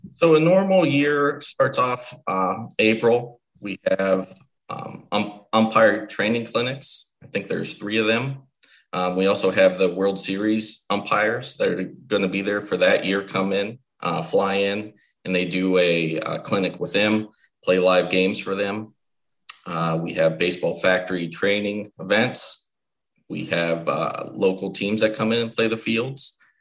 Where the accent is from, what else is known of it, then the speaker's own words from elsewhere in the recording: State College, Pennsylvania, United States; moved away as an adult; now in Williamsport, United States; I'm from State College, Pennsylvania, originally